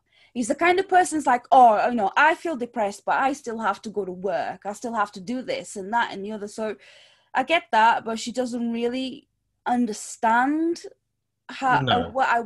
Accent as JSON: {"language": "English", "region": "Lisbon", "country": "Portugal", "moved": "yes", "said": "back home where I'm from. So I'm from Lisbon, Portugal"}